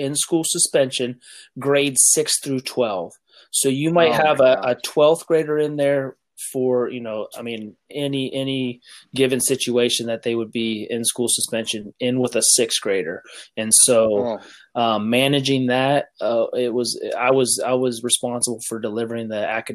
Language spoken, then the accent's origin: English; Steubenville, Ohio, United States; I grew up in Steubenville, Ohio, which is, you know, on the Pennsylvania, West Virginia, Ohio border